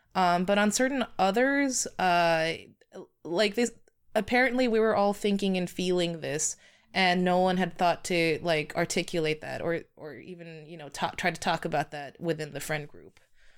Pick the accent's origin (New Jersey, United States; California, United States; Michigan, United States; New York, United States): California, United States; Los Angeles; I'm from Los Angeles, California, and I grew up in a really heavily Asian enclave.